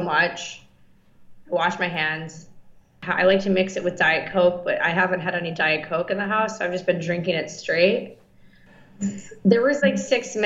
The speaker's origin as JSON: {"language": "English", "town": "Attica", "region": "New York", "country": "United States", "moved": "yes", "lives_now": "Los Angeles, United States", "said": "I'm from Attica, New York."}